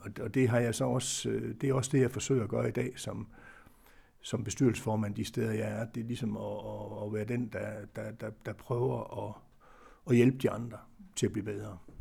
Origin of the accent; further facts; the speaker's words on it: Aarhus, Central Denmark Region, Denmark; Jeg er jo øh, jeg er Aarhus-dreng, eller Brabrand-dreng, om man vil